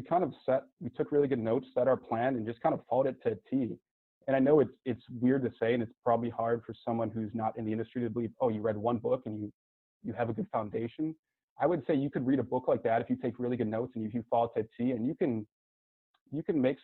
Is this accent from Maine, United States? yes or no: no; Cleveland, Ohio, United States; moved away; also born or lived in San Diego; I'm from Cleveland, that's where I'm initially from before I was sent out to San Diego.